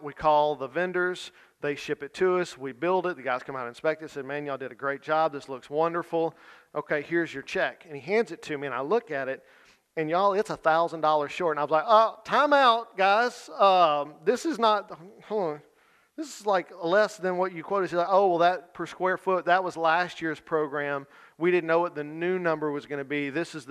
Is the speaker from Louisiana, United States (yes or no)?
yes; Louisiana, United States; I'm from Louisiana